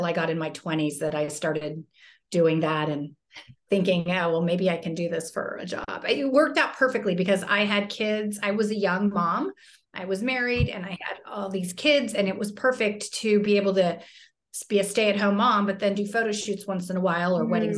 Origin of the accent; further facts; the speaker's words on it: Fairfax, California, United States; I grew up in Fairfax, which is like kind of a very low-key town.